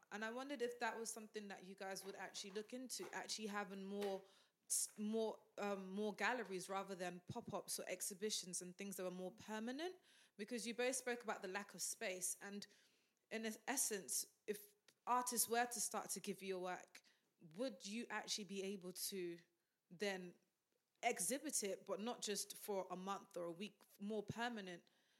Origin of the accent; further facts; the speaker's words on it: Nigeria; moved away; I'm a Nigerian myself, and I do go back.